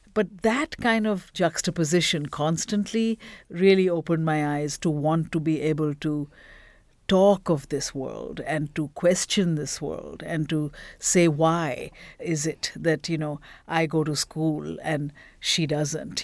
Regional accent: Bhubaneswar, Odisha, India; now in Uganda; I grew up in a very small town in Bhubaneswar, Orissa, East India

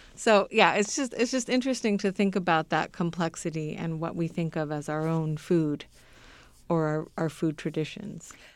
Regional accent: Southern California, United States; now in Indiana, United States; I grew up in Southern California

